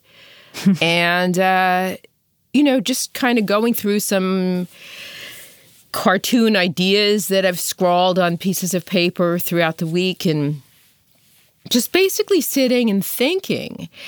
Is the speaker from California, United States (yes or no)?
no; New York City, New York, United States; I'm from Brooklyn